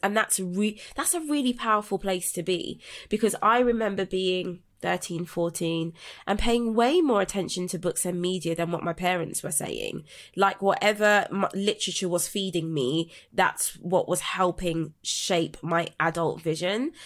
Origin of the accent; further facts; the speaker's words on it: London, United Kingdom; I was raised in South London in Brixton